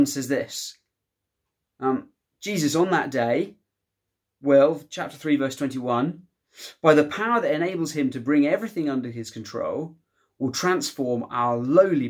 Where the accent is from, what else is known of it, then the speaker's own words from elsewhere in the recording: United Kingdom; Shows me that the United Kingdom is, in one sense, where I belong